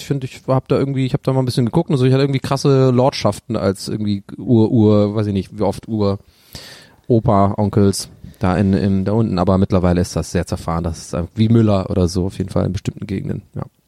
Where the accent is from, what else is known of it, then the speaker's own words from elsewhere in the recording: Ireland; Bei uns in Irland